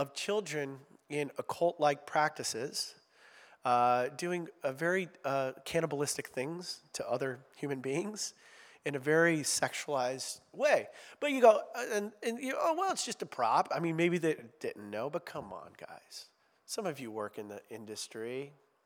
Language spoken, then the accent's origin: English; Ohio, United States; I'm from Ohio